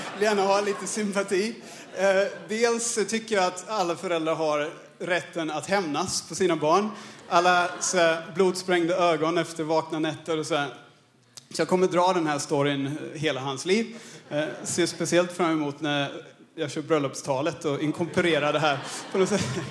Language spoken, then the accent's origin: Swedish; Australia; Swedish is a second language; moved away as an adult; also born or lived in Örebro, Sweden / Paraguay / Birmingham, England; now in Stockholm, Sweden; jag född och uppvuxen i Australien. Jag flyttade hit som 20-åring